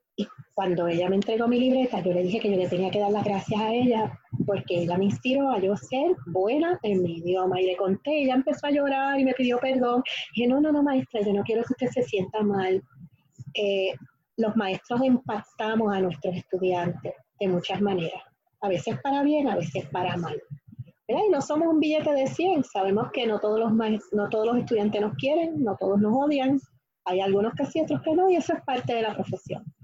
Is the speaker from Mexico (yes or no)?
no; Guayama, Puerto Rico; born or raised there; also born or lived in New York, United States